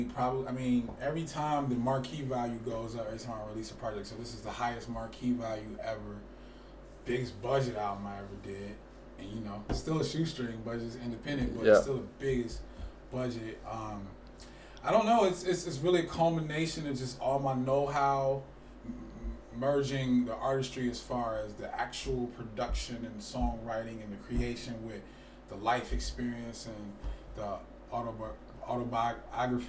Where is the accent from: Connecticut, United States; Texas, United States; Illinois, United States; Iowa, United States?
Illinois, United States; Chicago; now in Twin Cities, United States; I've been here for 17 of them, because I'm originally from Chicago.